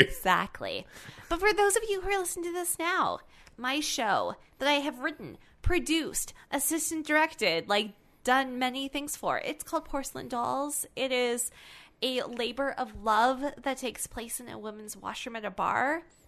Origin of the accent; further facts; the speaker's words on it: Canada; we're Canadian